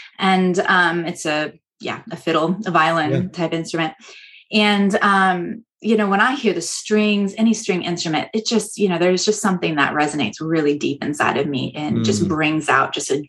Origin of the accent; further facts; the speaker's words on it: Iowa, United States; moved away as an adult; also born or lived in Texas; now in Norway; I am a mother. I am a wife. I have two little children. I came originally from, I grew up in Iowa. So I'm American and I live in Norway.